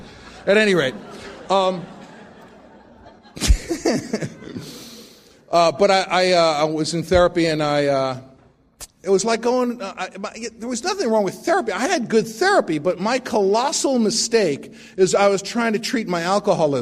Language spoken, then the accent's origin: English; New York City, New York, United States; moved away; I grew up in the Bronx to a completely insane family